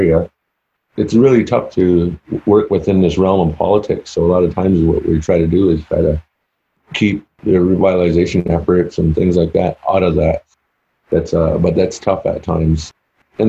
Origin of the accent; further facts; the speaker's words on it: Six Nations Reserve, Ontario, Canada; now in United States; I'm originally from Six Nations Reserve. That's over in Canada.